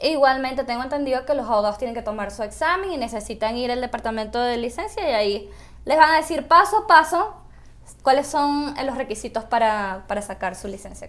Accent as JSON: {"language": "Spanish", "town": "Caracas", "region": "Capital District", "country": "Venezuela", "moved": "as an adult", "lives_now": "Utah, United States", "said": "yo soy de Caracas, Venezuela"}